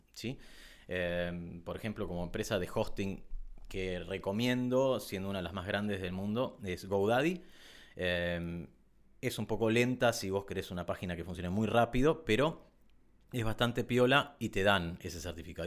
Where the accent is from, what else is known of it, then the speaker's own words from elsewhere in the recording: Argentina; En Argentina tenemos ciertos impuestos